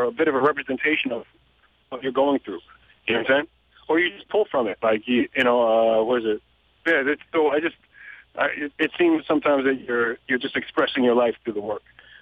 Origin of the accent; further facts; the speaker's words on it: Toronto, Ontario, Canada; growing up in Toronto and going to basement parties